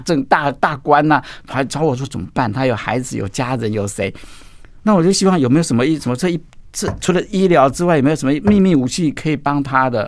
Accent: Taichung, Taiwan; 我从小就住在山上啊，住在古关，在上去叫八仙山，森林游乐区那里，我， 我在那边出生的

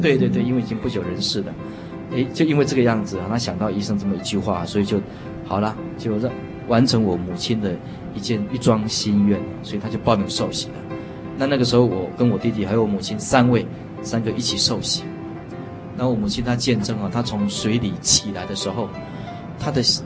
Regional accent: Taiwan; 我们台湾话有一句话这么说

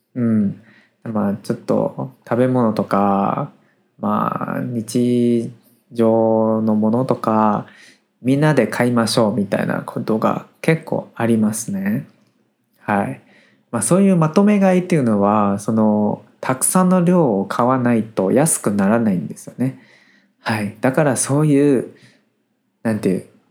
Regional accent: Taiwan; Japanese is a second language

